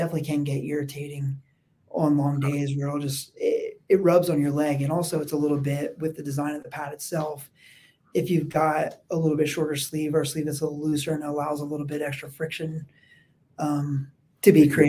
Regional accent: East Coast, United States; accent: East Coast; No, what are, sorry, my East Coast accent there, water.

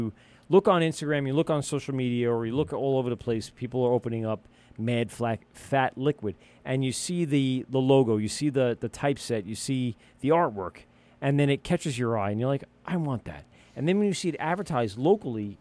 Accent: New York, United States; We're from New York

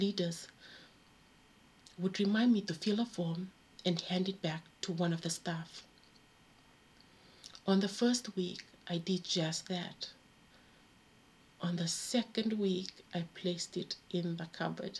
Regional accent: Fiji; now in United Kingdom; I grew up in Fiji

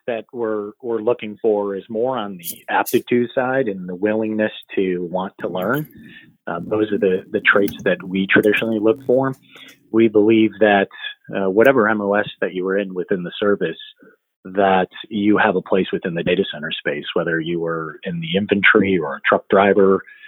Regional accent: Royal Oak, Michigan, United States; moved away as an adult; also born or lived in Chicago, Illinois / North Carolina; I was born in Michigan and lived in a small town called Royal Oak.

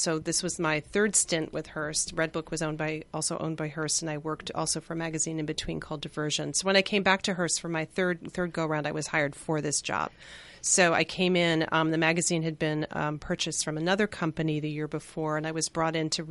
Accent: outside of Boston, Massachusetts, United States; moved away as an adult; also born or lived in New York; I grew up outside of Boston

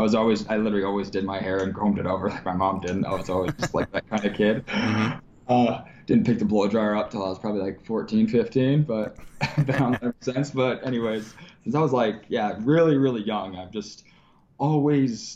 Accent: Long Island, New York, United States; I grew up on Long Island, New York

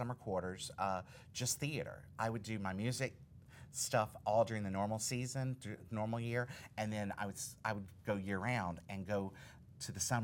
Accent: Alabama, United States; I grew up in Alabama

